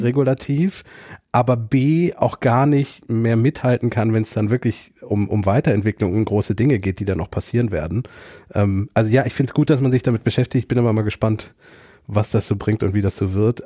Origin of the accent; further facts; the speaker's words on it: Germany; wir sprechen als Deutsche Englisch sehr englisch aus